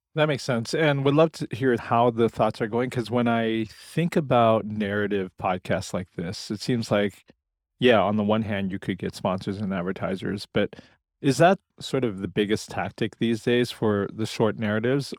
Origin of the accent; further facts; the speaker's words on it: Portland, Oregon, United States; here in my hometown of Portland, Oregon